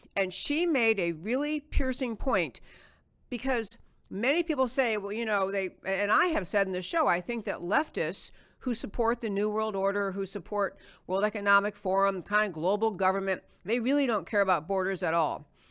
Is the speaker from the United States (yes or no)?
yes; United States; as an American